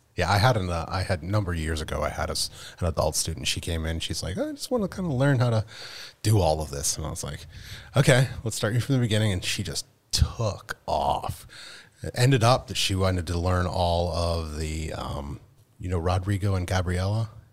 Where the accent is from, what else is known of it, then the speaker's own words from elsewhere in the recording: Penn State, Pennsylvania, United States; moved away as an adult; I'm originally from Penn State.